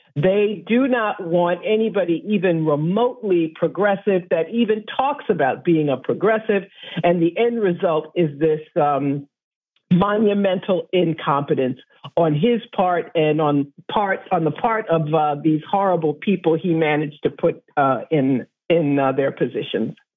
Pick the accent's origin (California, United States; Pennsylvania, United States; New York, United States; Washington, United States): New York, United States; New York City; as a New Yorker